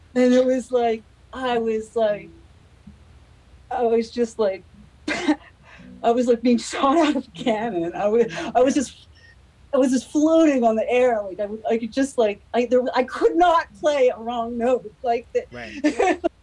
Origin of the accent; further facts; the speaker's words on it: United States; I'm American